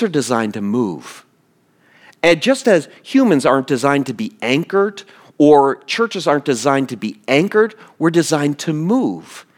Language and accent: English; East Coast, United States; moved away; I grew up on the East Coast, on the Atlantic Ocean. The city I grew up in is a, got a big port.